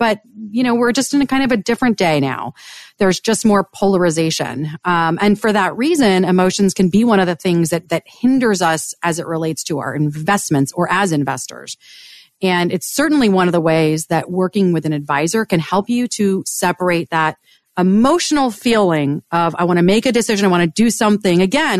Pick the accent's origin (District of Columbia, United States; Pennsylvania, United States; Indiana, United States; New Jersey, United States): District of Columbia, United States; Washington; and I grew up on Capitol Hill, and I'll date myself.